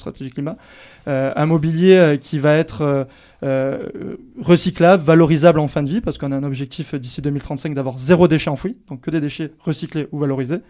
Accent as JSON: {"language": "French", "town": "Anglet", "region": "Nouvelle-Aquitaine", "country": "France", "tie": "born or raised there", "said": "quand j'étais jeune à Anglette"}